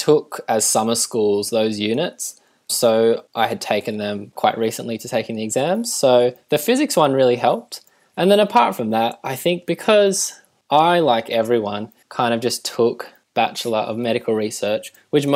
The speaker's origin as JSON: {"language": "English", "region": "Tasmania", "country": "Australia", "said": "I'm from Tasmania"}